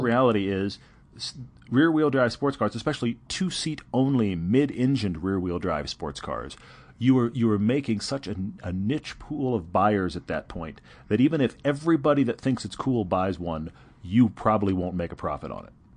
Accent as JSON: {"language": "English", "region": "Texas", "country": "United States", "said": "I'm from Texas"}